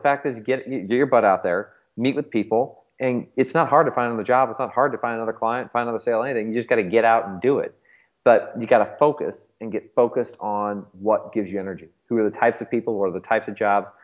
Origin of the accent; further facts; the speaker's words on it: St. Louis, Missouri, United States; born and raised in St. Louis my whole life